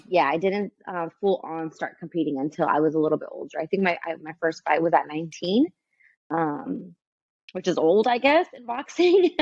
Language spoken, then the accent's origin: English; Santa Ana, California, United States; I'm born and raised in Santa Ana